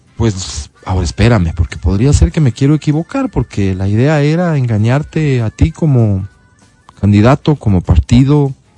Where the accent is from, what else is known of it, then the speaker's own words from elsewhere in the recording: Ecuadorian Sierra, Ecuador; los serranos